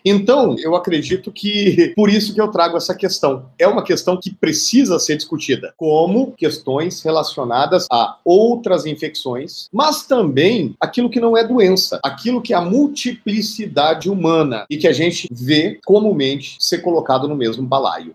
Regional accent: Brazil; also born or lived in Cuiabá, Mato Grosso; como cidadãos, como brasileiros e brasileiras

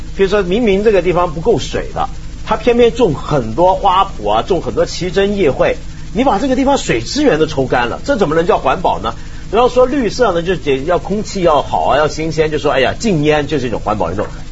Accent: Guangdong, China; 我们广东人

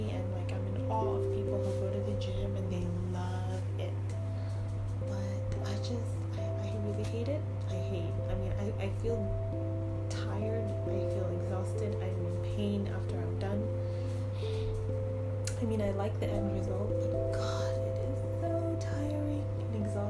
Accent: Sudan; moved away; I'm from Sudan, so I went back to Sudan, and it's the first time that I spent more than a month in my own home country for almost like 26 years.

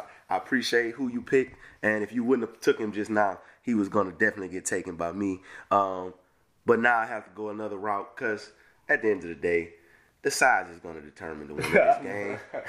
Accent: Baton Rouge, Louisiana, United States; I'm from Baton Rouge.

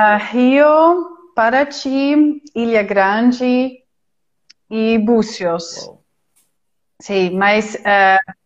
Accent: Utrecht, Netherlands; Portuguese is a second language; now in Lima, Peru; sou de Utrecht, eh, é no centro, no centro da Holanda

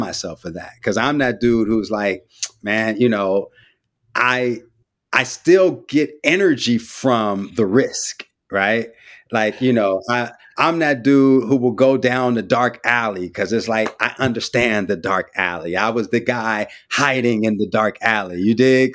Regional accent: San Francisco, California, United States; also born or lived in West Oakland / Vallejo; I'm from the Bay, too. Grew up in Frisco

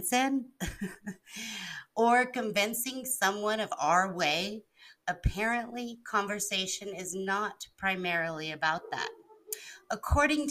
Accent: Albuquerque, New Mexico, United States; also born or lived in Hawaii / East Coast; I've grown up in Albuquerque, New Mexico, with some time on the East Coast.

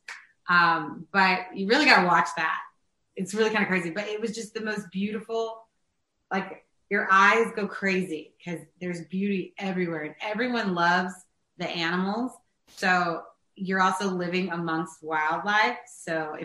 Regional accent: New York City, New York, United States; as a New Yorker

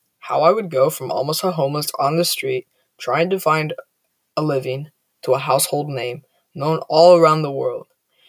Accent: Toronto, Ontario, Canada; born there; I was born in Toronto, Canada. My family was extremely poor.

